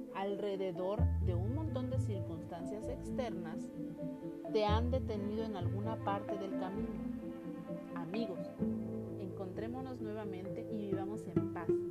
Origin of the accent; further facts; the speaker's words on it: Mexico; como buen mexicano